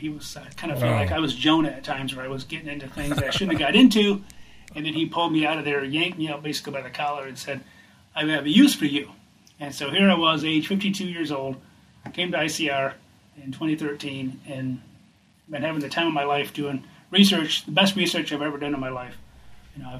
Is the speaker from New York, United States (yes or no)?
no; Michigan, United States; moved away as an adult; also born or lived in Wyoming; I went back to my home state of Michigan